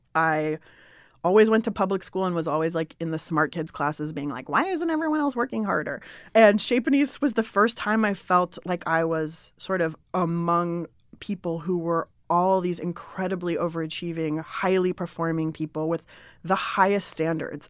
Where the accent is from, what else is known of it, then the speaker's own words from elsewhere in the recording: San Diego, California, United States; moved away as an adult; also born or lived in Berkeley; I grew up in San Diego